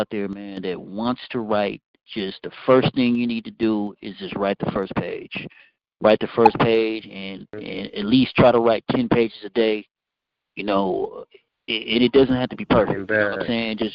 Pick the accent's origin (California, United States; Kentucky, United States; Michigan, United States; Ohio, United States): California, United States; Fairfield; also born or lived in Vallejo, California; I was born in Vallejo, raised in Fairfield.